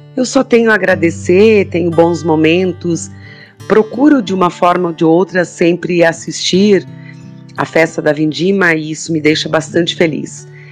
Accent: Flores da Cunha, Rio Grande do Sul, Brazil; Eu uh, nasci no interior, em Otávio Rocha, mas estudei no San Rafael, no meu ensino fundamental 2, de quinto

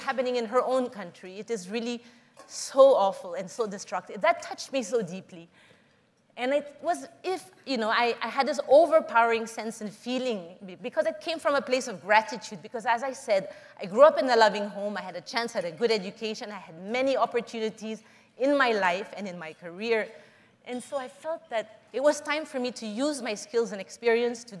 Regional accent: Philippines; I was born and raised in the Philippines

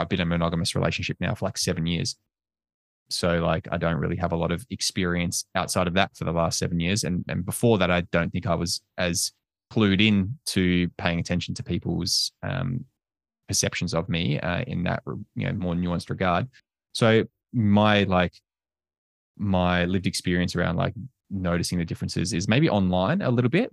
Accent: Australia; also born or lived in United States

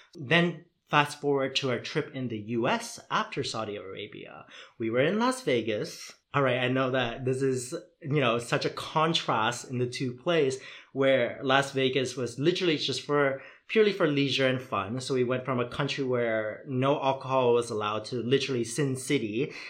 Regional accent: Toronto, Ontario, Canada; moved away as an adult; also born or lived in Vietnam; now in Netherlands; growing up in Toronto

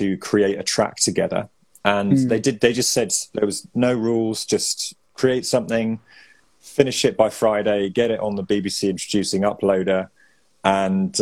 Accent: Evesham, West Midlands, United Kingdom; I grew up in Evesham

